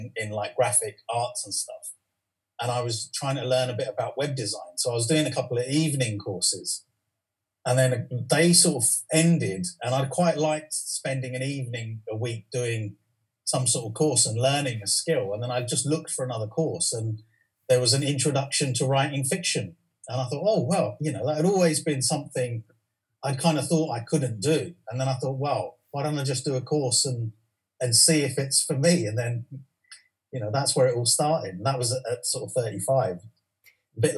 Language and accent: English; London, United Kingdom; West London, I think, is great because that's where I've been my whole life